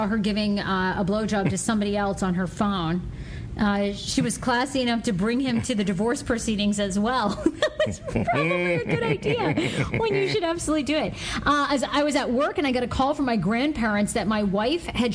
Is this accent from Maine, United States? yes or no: yes; Maine, United States; I come from Maine